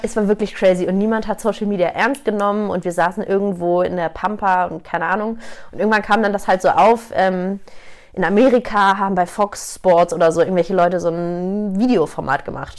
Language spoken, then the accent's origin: German; Hamburg, Germany; moved away as an adult; now in Munich, Germany; gebürtige Hamburgerin, seit zehn Jahren jetzt aber schon in München